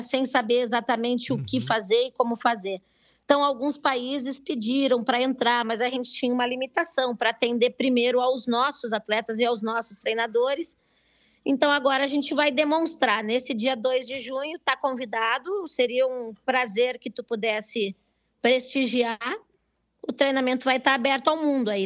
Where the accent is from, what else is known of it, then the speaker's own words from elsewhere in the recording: Brazil; eu sou do Brasil